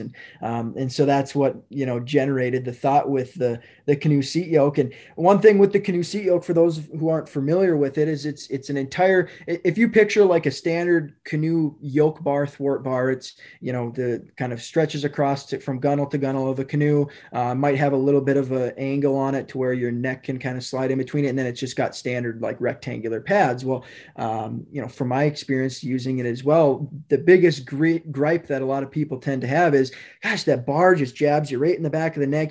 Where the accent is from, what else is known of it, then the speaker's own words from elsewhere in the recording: Hermantown, Minnesota, United States; I grew up in Hermantown, Minnesota